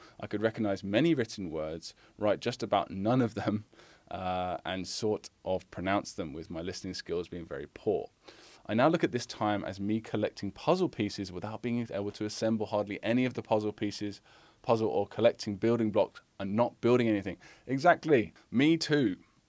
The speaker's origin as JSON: {"language": "English", "region": "Massachusetts", "country": "United States", "tie": "born or raised there", "also_born_or_lived": "Long Island / New Orleans", "lives_now": "Fallon, United States", "said": "I was born in Long Island, New York, raised in Massachusetts and the New Orleans area, but have called Nevada my home for the past 35 years."}